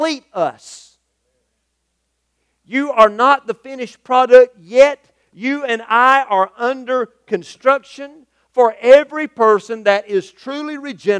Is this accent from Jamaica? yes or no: no; United States; the social construct that I'm accustomed to here as an American